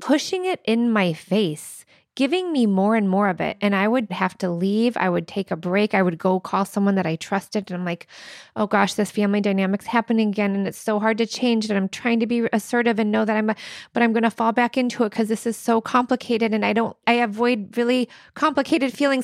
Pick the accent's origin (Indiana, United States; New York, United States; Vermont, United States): Indiana, United States; moved away; I'm from Indiana